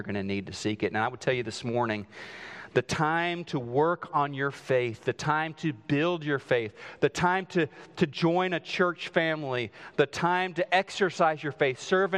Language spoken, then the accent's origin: English; southwest Missouri, United States; moved away; they built this house just outside of my hometown in southwest Missouri